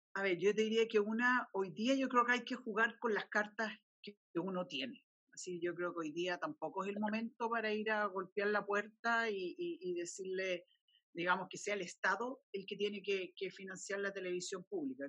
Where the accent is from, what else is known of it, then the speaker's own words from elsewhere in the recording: Chile; como chileno